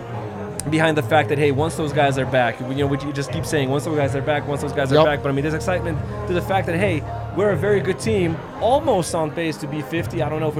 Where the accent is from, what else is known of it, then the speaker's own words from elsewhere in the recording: Lithuania; now in Colorado, United States; where I'm from Lithuania.